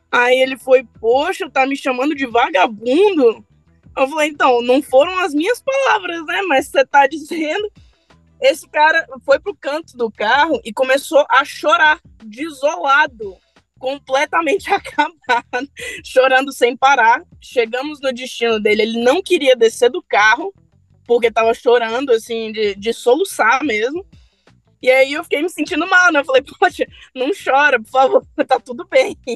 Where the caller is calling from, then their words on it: Brasília, Federal District, Brazil; Eu sou de Brasília.